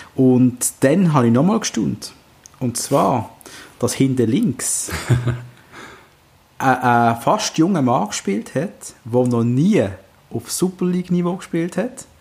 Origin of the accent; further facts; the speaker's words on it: Basel, Basel-Stadt, Switzerland; Darf man das sagen als Basler